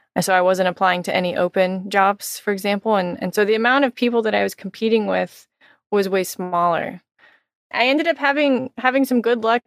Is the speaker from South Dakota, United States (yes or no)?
no; Texas, United States; moved away; also born or lived in Miami; I'm originally from Texas, so I'm very excited to be returning to my home state